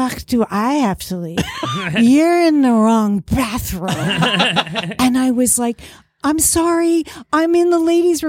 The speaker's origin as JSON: {"language": "English", "town": "New York City", "region": "New York", "country": "United States", "tie": "born or raised there", "moved": "as an adult", "said": "I am originally from New York, Queens. and grew up in Queens, raised my kids almost in Queens, and we moved down here when my oldest was about 10"}